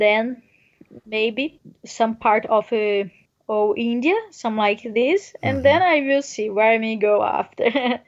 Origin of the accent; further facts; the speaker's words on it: near Brasília, Federal District, Brazil; English is a second language; moved away as an adult; I'm from Brazil. I'm from near a capital of Brazil, Brasilia.